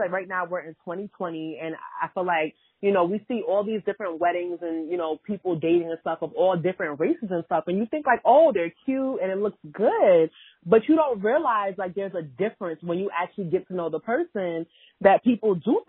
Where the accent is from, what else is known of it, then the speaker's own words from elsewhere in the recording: United States; I'm from Ghana. We're both born and raised in America.